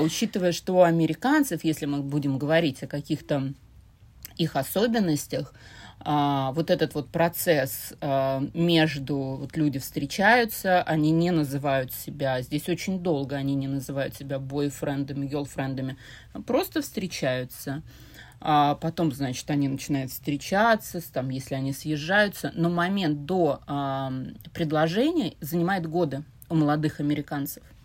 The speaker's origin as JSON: {"language": "Russian", "region": "Saint Petersburg", "country": "Russia", "tie": "born or raised there", "said": "Я родилась и выросла в Петербурге, но тогда еще в Ленинграде"}